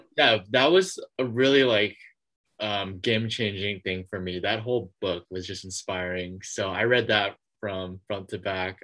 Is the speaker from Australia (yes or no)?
no; San Francisco, California, United States; I'm from San Francisco, California